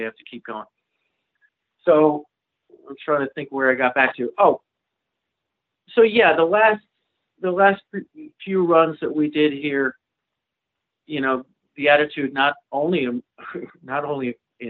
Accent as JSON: {"language": "English", "region": "New England", "country": "United States", "tie": "born or raised there", "said": "And to get used to growing up in New England and being able to do one-nighters"}